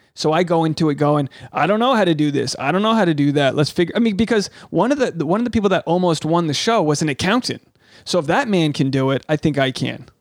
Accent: Rhode Island, United States; I'm from Rhode Island. I'm a New Englander.

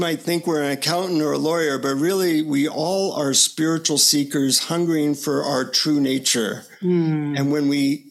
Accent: United States; from the United States

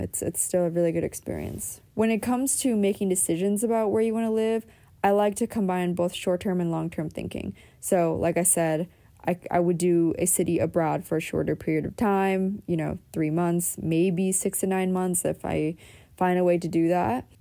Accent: Pennsylvania, United States; moved away; also born or lived in Southern California; the pace that I grew up in on the East Coast, even though I grew up in Pennsylvania

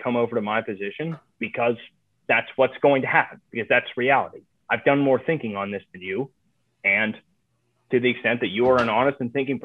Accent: Ohio, United States; moved away; also born or lived in Chicago; I'm from Ohio. I'm from the swing state. I knew what the people back there were saying.

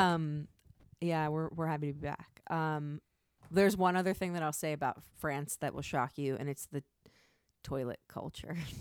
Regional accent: United States; As an American, someone who was born and raised in the United States

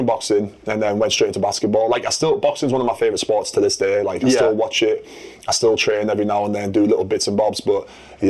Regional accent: Middlesbrough, North East England, United Kingdom; I'm from Middlesbrough. I'm 7 foot tall.

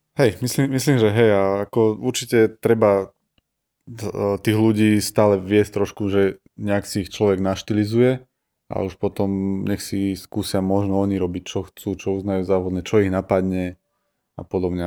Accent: Bánovce nad Bebravou, Trenčín Region, Slovakia; pochádzam z Banoviec a fotím po celom Slovensku

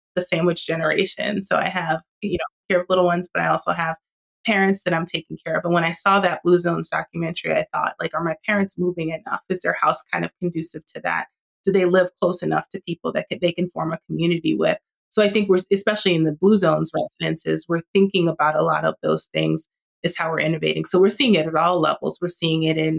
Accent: New York City, New York, United States; I grew up in New York and I grew up in Queens

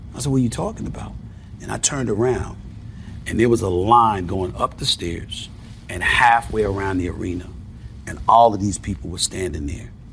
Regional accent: New York, United States; I am from New York

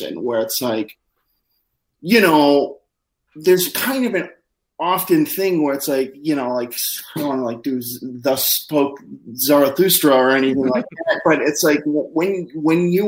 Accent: Midwest, United States; I'm from the Midwest

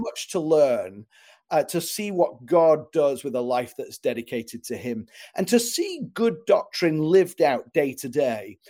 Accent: England, United Kingdom; moved away as an adult; now in Chicago, United States; I'm from England originally, but I live in uh, in Chicago now.

